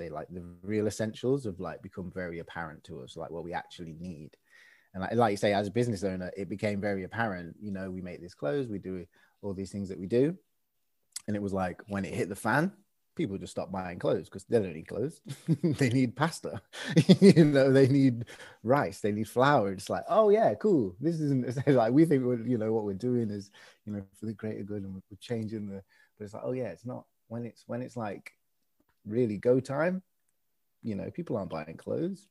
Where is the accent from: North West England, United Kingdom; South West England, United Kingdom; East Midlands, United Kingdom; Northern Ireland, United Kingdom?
East Midlands, United Kingdom; Swadlincote; I'm from a small village, I guess. In Derbyshire, Midlands, East Midlands, called Swadlincote